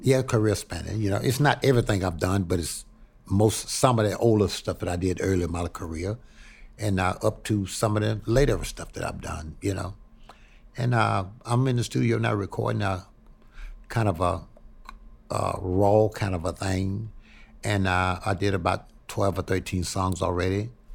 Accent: Houma, Louisiana, United States; moved away; also born or lived in Pine Bluff, Arkansas / Chicago; I was born in a little place called Haynesville, Houma, Louisiana

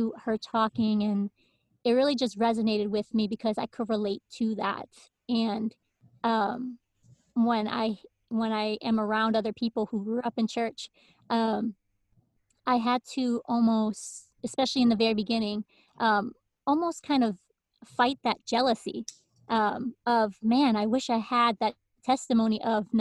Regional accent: Hartford, Connecticut, United States; also born or lived in Windsor, Connecticut; I am from Connecticut. That's where I actually live right now, born and raised, and started off, you know, growing up in Hartford in the city. And then we slowly moved to the suburbs in Windsor.

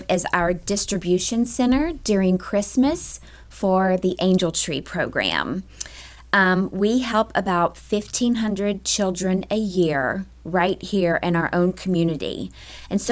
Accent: Memphis, Tennessee, United States; also born or lived in Arkansas; now in Lakeland, United States; I am originally from Memphis, Tennessee.

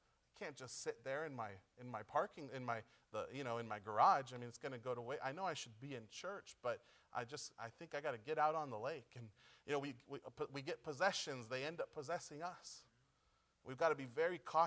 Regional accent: Pomona, California, United States; moved away as an adult; now in Chile; we're from Pomona

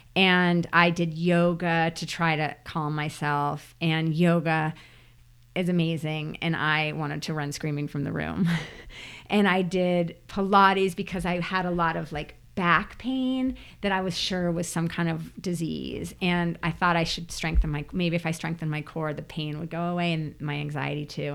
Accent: New Jersey, United States; moved away; as a kid growing up in New Jersey

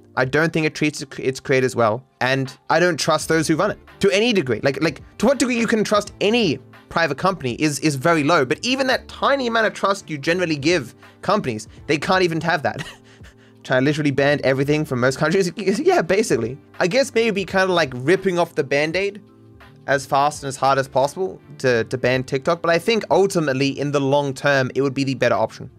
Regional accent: Australia; as an Australian

